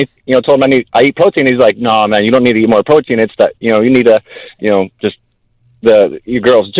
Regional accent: Kansas, United States; now in Florida, United States; I'm from Kansas. I came down here to Florida

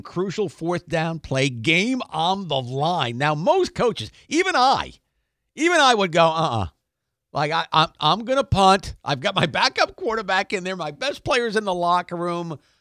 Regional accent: New England, United States; I grew up in New England

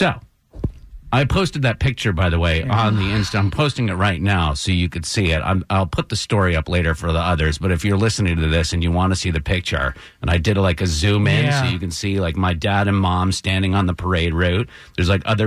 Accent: Brattleboro, Vermont, United States; the Brattleboro, my hometown historical society

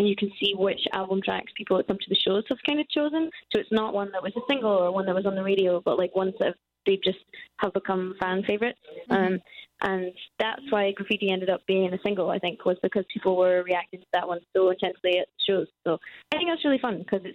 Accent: Scotland, United Kingdom; we're Scottish, so we're used to terrible weather.

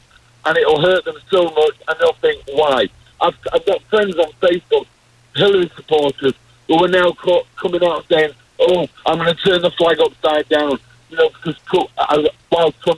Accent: England, United Kingdom; I'm English, obviously, and in England

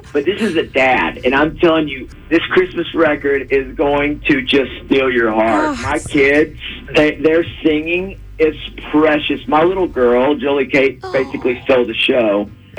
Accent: Texas, United States; I'm unapologetically Texan.

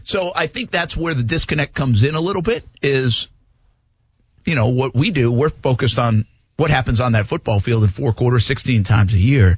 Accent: New England, United States; now in Jacksonville, United States; I grew up in New England

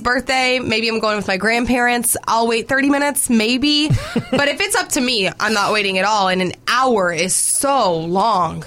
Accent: Jefferson, Georgia, United States; growing up in Jefferson, we don't have like an Outback

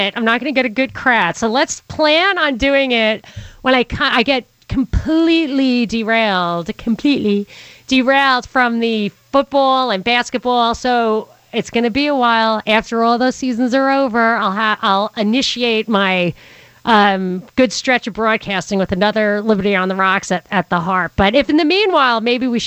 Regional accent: New York City, New York, United States; We're from Brooklyn.

